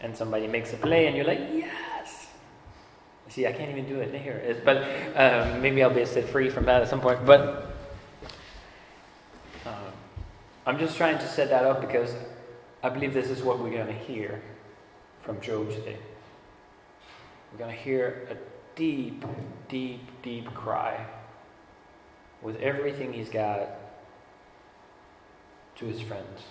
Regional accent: Denmark; moved away; I grew up in Denmark

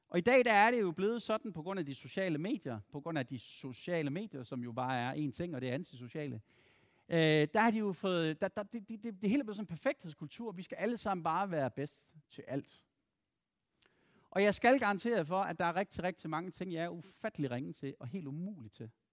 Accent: Randers, Central Denmark Region, Denmark; moved away; Og så er jeg fra Randers oprindeligt

